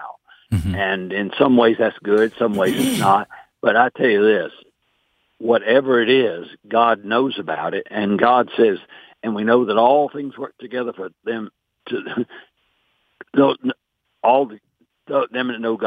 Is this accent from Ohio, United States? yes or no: no; Atlanta, Georgia, United States; now in Chattanooga, United States; I was raised in Atlanta